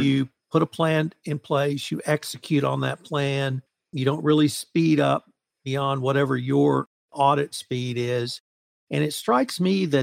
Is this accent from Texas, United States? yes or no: yes; Houston, Texas, United States; I'm from Houston